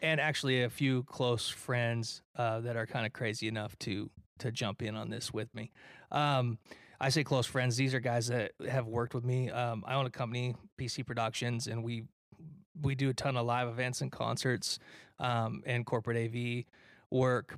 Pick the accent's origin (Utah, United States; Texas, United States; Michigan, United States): Michigan, United States; Detroit; I'm from Detroit, Michigan